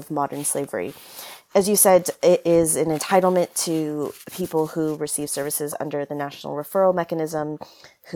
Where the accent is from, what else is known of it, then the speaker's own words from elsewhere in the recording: California, United States; now in United Kingdom; I'm originally from California, but now based in the UK